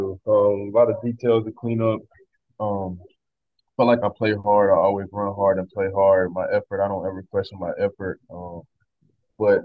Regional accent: Atlanta, Georgia, United States; moved away as an adult; also born or lived in Jasper, Georgia; now in Edmonton, Canada; grew up in Atlanta, Georgia, and I was 6 years old when I started playing football.

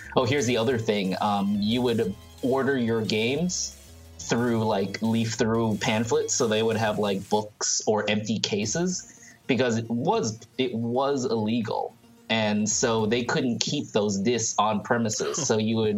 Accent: Thailand; moved away; I grew up in Thailand

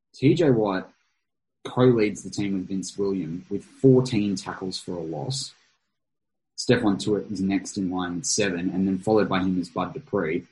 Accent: Australia; as an Australian

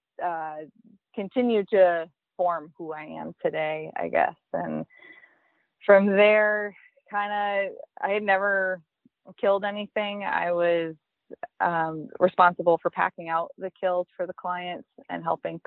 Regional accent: New Hampshire, United States; also born or lived in Wyoming; now in Maine, United States; So my whole family has been from Maine except for me. I was born in New Hampshire, so I always wanted to be in Maine as a kid

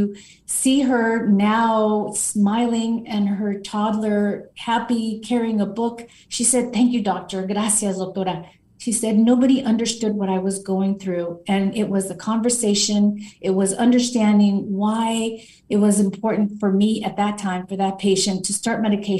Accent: Los Angeles, California, United States; I grew up in what some consider South Central

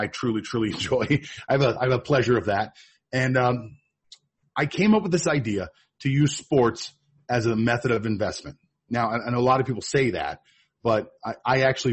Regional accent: Pittsburgh, Pennsylvania, United States; also born or lived in Miami, Florida; now in Thailand; I'm originally from Pittsburgh, Pennsylvania

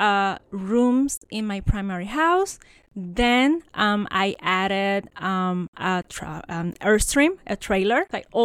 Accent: Puerto Rico; moved away as an adult; now in United States; I'm a Puerto Rican. So I have a background more like into the academia. I grew up in Puerto Rico, studied there, did my bachelor

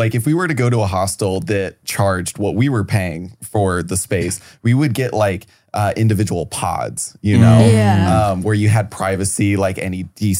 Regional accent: Cincinnati, Ohio, United States; moved away; I grew up in Ohio, but not like, it was Cincinnati.

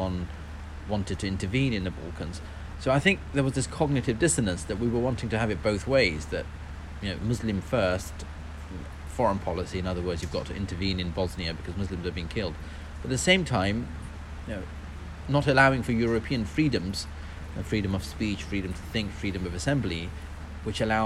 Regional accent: London, United Kingdom; we were born and raised in London

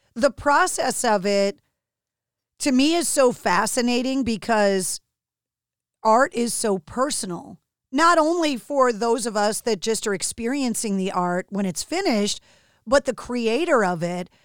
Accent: outside of Boston, Massachusetts, United States; growing up outside of Boston

